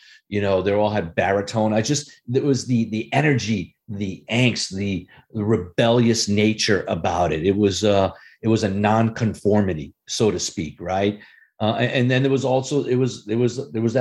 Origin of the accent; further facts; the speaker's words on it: Rhode Island, United States; I grew up in Rhode Island